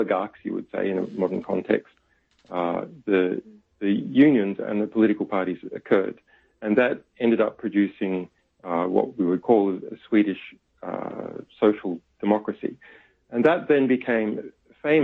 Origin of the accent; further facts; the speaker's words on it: Australia; I'm an Australian